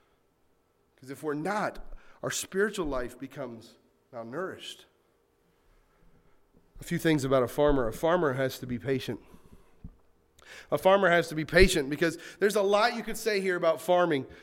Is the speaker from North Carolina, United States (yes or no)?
yes; North Carolina, United States; I grew up in North Carolina